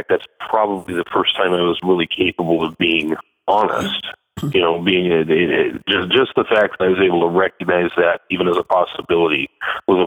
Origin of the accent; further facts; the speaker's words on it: Astoria, Oregon, United States; moved away as an adult; also born or lived in Akron, Ohio; I am back in Astoria, Oregon. I'm back home